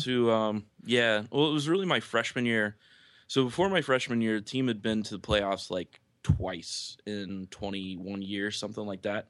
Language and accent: English; Lakeland, Florida, United States; I grew up in Lakeland